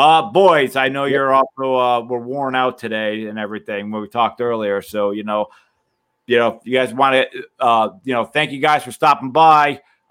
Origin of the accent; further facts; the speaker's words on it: New Jersey, United States; also born or lived in Deptford, New Jersey; I am a South Jersey man